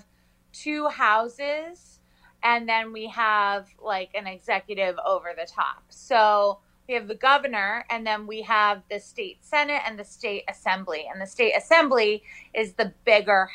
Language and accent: English; Rochester, New York, United States; moved away as an adult; also born or lived in Washington, D.C. / Ithaca, New York / London / Greenpoint, Brooklyn; now in New York City, United States; I grew up right outside of Rochester, New York in the suburbs